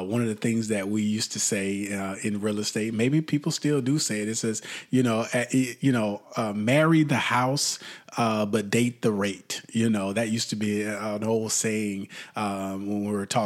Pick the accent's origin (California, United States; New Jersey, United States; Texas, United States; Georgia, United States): Texas, United States; Texas, my home state.